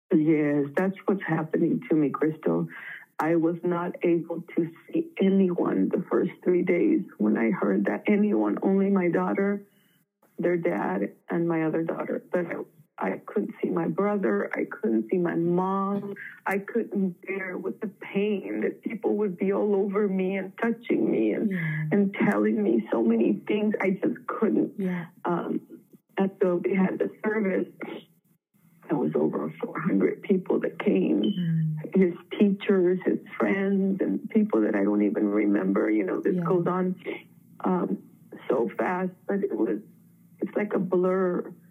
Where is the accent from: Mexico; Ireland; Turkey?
Mexico; now in San Diego, United States; I was born in Mexico, but I'm a U.S. citizen. I lived here for a long time